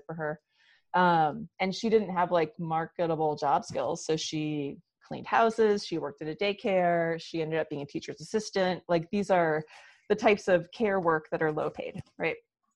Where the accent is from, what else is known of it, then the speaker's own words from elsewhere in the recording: Rochester, New York, United States; I grew up in Western New York, outside of Rochester, New York.